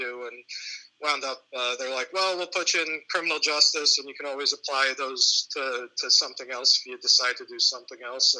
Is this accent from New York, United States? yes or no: yes; Catskill, New York, United States; also born or lived in Athens, New York / New Baltimore, New York; I grew up in Catskill, New York. I was probably there until about the age of 12, and then spent the majority of my rest of my youth anyway in my adolescence in Athens, New York. Later on, probably in my early 20s, my mother and I, we eventually moved to New Baltimore.